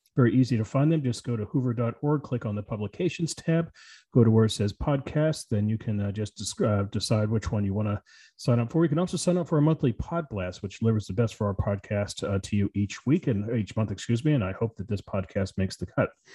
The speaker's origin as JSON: {"language": "English", "town": "Arlington", "region": "Virginia", "country": "United States", "tie": "born or raised there", "said": "I grew up in Arlington, Virginia, just across the river from the nation's capital."}